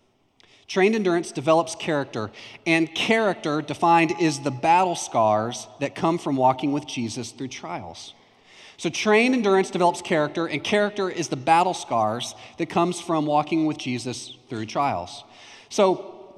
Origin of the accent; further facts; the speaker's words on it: Palestine, Texas, United States; also born or lived in Houston, Texas; When I was in third grade, or just before third grade, we moved from Houston, Texas to Palestine, Texas. And I grew up in Houston